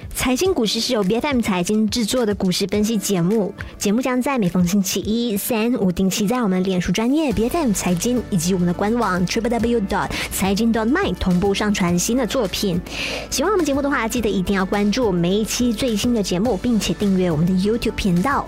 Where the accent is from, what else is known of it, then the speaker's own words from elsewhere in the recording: Malaysia; 我们马来西亚人心中的一个痛